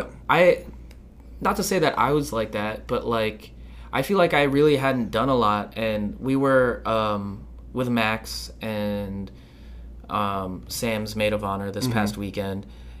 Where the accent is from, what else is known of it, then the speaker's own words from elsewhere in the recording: Philippines; I think that's why I'm angry all the time, because I'm Filipino.